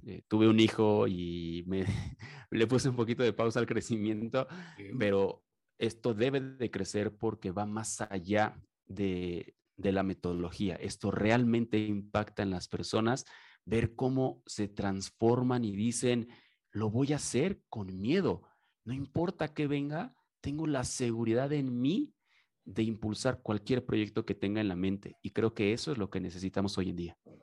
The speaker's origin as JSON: {"language": "Spanish", "country": "Mexico"}